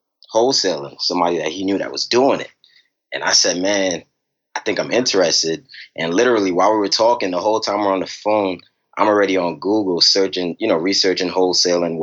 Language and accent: English; New York City, New York, United States; now in Richmond, United States; I'm originally from Brooklyn, New York, you know, and growing up, you know, my family was always around